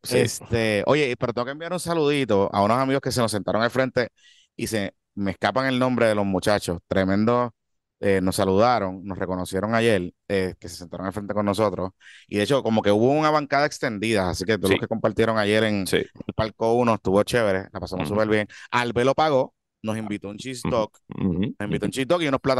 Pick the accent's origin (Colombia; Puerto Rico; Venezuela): Puerto Rico; Carolina; soy de Carolina.